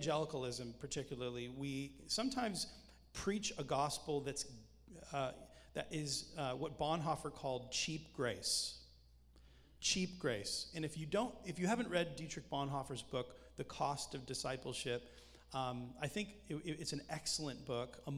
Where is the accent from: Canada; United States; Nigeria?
Canada; accent: Canadian; I'm Canadian